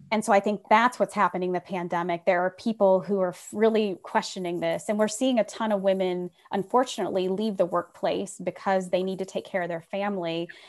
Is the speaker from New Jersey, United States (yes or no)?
no; Republic, Ohio, United States; I grew up in Republic, Ohio, population six hundred